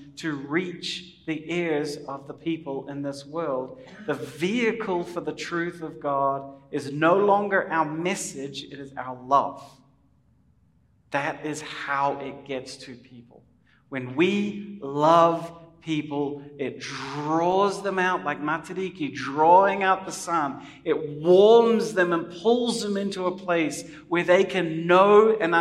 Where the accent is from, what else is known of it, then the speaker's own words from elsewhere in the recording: New Zealand; as a New Zealander coming